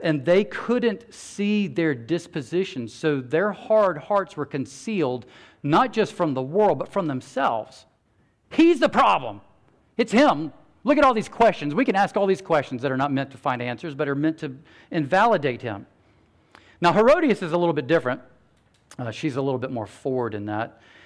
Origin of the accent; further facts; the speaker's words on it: United States; American Christians